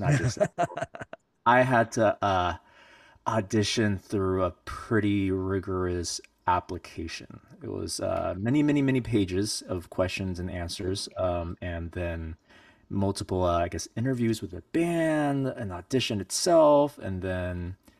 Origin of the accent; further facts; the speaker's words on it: China; born there; I was born in China a long, long time ago